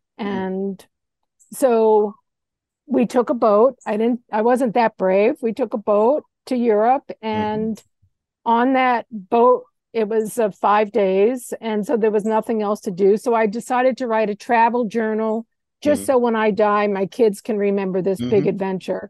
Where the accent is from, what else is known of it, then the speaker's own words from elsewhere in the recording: Long Island, New York, United States; also born or lived in Kansas City; now in Hawaii, United States; I grew up on Long Island in New York, which is just a series of little towns.